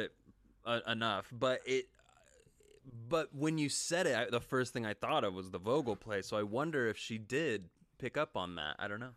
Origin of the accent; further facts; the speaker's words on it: Wichita, Kansas, United States; now in Los Angeles, United States; I'm from Wichita, Kansas. I haven't been back but one time since I moved to L A.